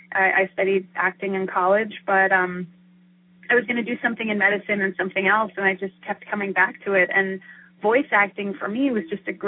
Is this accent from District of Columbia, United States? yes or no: no; Florida, United States; And I grew up in Florida